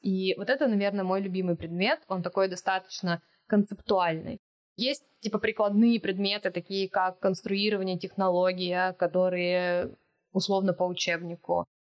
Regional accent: Siberia, Russia; moved away; я с Байкала, Сибири, и это то, что меня окружало

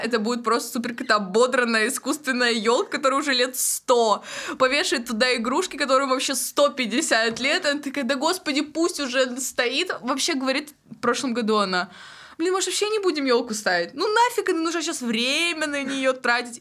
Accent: Golyshmanovo, Tyumen Oblast, Russia; moved away; я из Галышманова, это Тюменская область, вот. Но я училась 10-11 класс в Тюмени

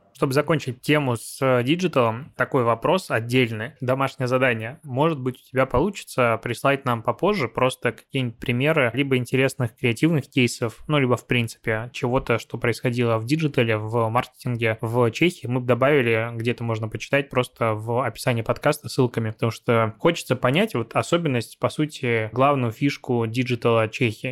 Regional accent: Belarus; moved away as an adult; now in Russia; Я сам из Беларуси, и там достаточно большую часть, короче, жизни прожил, недавно переехал в Россию

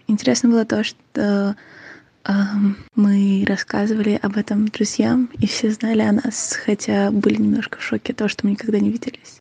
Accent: Ukraine; я из Украины

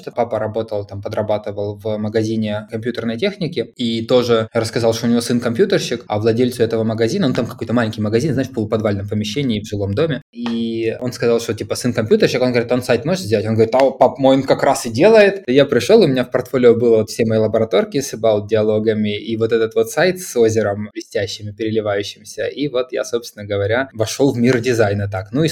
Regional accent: Kharkiv, Kharkiv Oblast, Ukraine; Я из Харькова

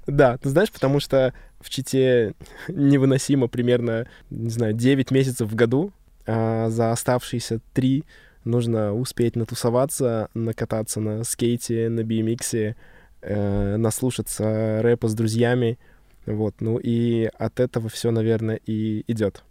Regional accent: Chita, Zabaykalsky Krai, Russia; moved away; я там провел свое детство.

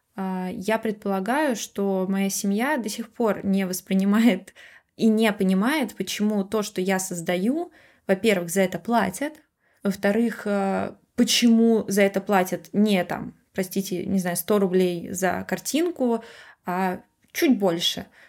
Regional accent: Russia; moved away; я из России

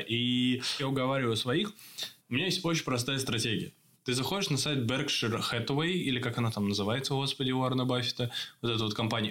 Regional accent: Russia; now in Czech Republic; я из России

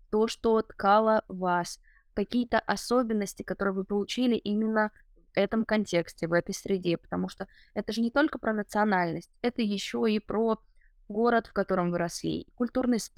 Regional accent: Chuvashia, Russia; Потому что, да, я остаюсь с этими корнями, я остаюсь родом из Чувашии, но при этом я получаю какой-то новый вот опыт в мегаполисе.

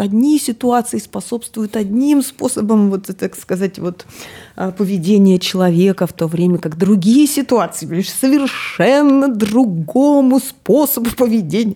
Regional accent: Akademgorodok, Novosibirsk Oblast, Russia; я из Академградка

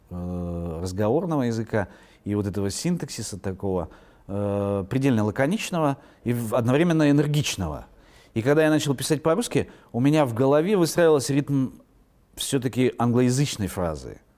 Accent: Irkutsk, Irkutsk Oblast, Russia; born there; also born or lived in Yakutsk / Moscow; Видите, вот там в Иркутске родился, в Якутске заканчивал университет, в Москве учился

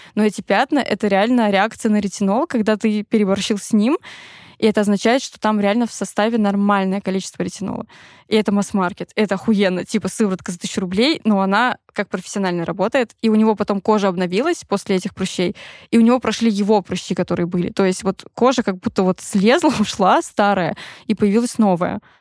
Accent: Tver Oblast, Russia; я выросла в Тверской области

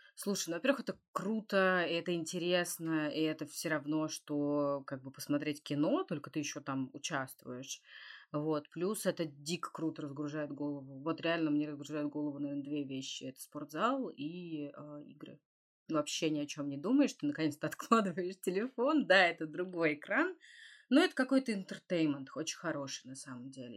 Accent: Russia; я из России

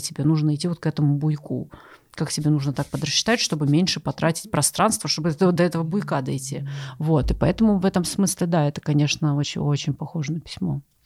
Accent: Ust-Ilimsk, Irkutsk Oblast, Russia; now in Moscow, Russia; я ещё выросла в Ист-Илимской, Иркутской области. У нас там с каждой точки можно было увидеть Ангару

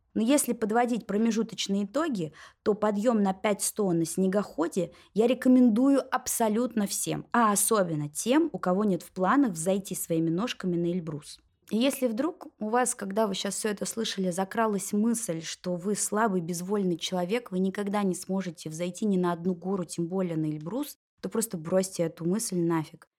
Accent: Moscow, Russia; нашу московскую неестественность жизнь

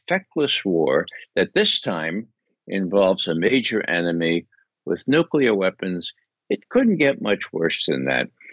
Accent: United States; we American citizens

